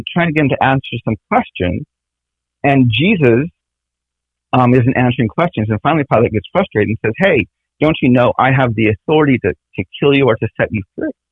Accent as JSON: {"language": "English", "region": "Navajo Nation", "country": "United States", "said": "It's one of the original clans of our Navajo people."}